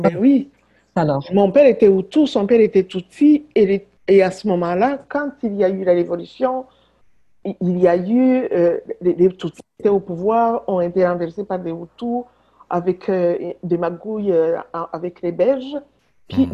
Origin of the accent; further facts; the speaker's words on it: Butare, Southern Province, Rwanda; now in Quebec, Canada; la, ville où je suis née, à Boutaré